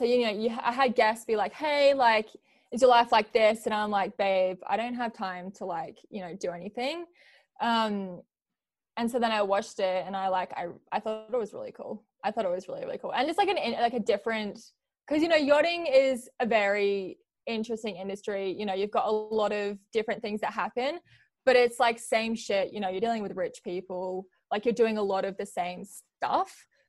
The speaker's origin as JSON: {"language": "English", "country": "Australia", "tie": "born or raised there", "also_born_or_lived": "New Zealand"}